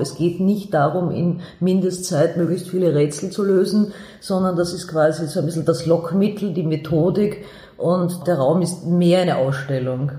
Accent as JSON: {"language": "German", "region": "Vienna", "country": "Austria", "said": "ich bin aus Wien, ich bin aus der hm. Josefstadt, ich lebe noch immer in der Josefstadt"}